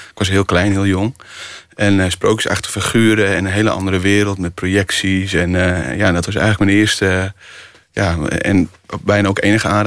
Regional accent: Friesland, Netherlands; We gingen altijd eh, met de zeilboot, ik kom uit Friesland

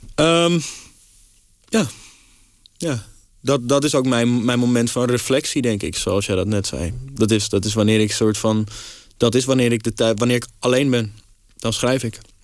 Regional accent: Amsterdam, North Holland, Netherlands; als Amsterdamse jongen

